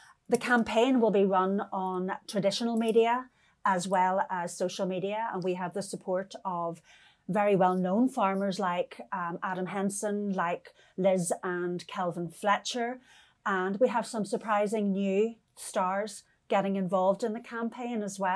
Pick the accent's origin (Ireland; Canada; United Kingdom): Ireland; County Donegal; I come from Donegal in Ireland.